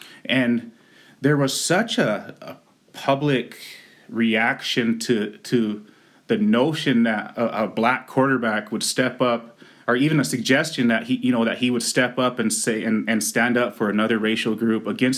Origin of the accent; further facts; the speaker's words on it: Pine Ridge, South Dakota, United States; moved away as an adult; also born or lived in Dartmouth; growing up in Pine Ridge